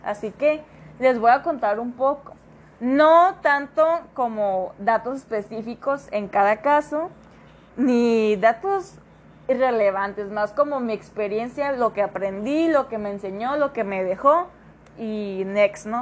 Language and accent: Spanish; Mexico; Como buen mexicano